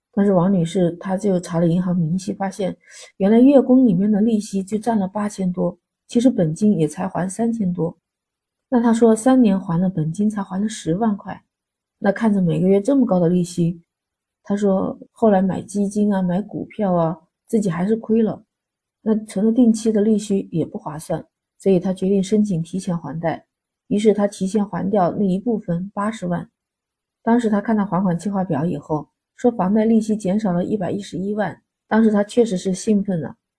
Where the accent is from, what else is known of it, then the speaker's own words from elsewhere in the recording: China; 我们中国人的传统